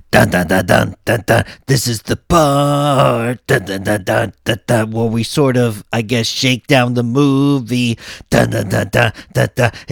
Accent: Texas, United States; Well, I grew up reading about this. I'm from

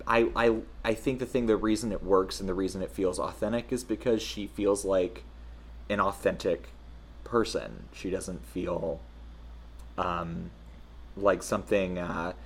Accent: the Southern United States, United States; as a Southerner

